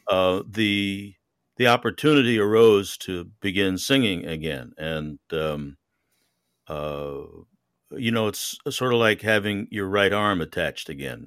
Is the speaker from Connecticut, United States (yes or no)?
yes; Connecticut, United States; also born or lived in New York; now in Houston, United States; I was raised in Connecticut and I spent a lot of my life, uh, overseas.